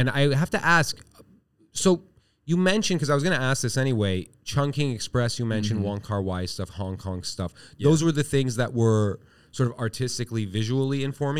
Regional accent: Iran; let's explore this as two guys from Asia, because I'm from Iran, technically.

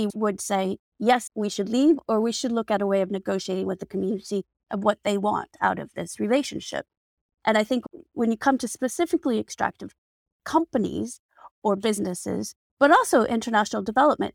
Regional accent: United States; So I'm American.

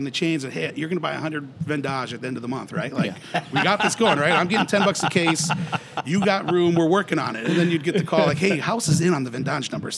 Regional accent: Schaumburg, Illinois, United States; I grew up in Schaumburg

